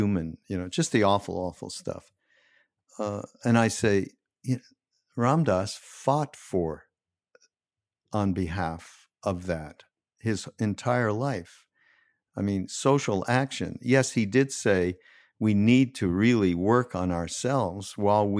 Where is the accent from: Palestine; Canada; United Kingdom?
Canada; I'm from Canada